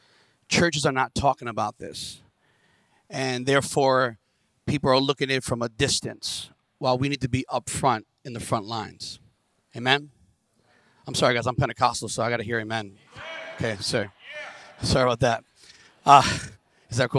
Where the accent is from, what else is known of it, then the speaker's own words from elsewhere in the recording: New York City, New York, United States; I'm from Brooklyn